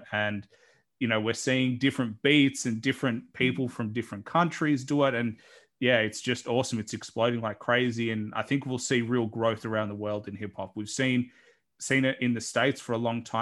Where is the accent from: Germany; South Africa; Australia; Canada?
Australia; accent: Australian; I know that's my accent